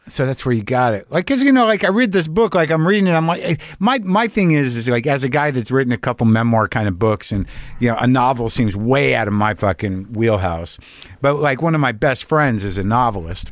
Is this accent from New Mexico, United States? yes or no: yes; New Mexico, United States; moved away; I grew up in New Mexico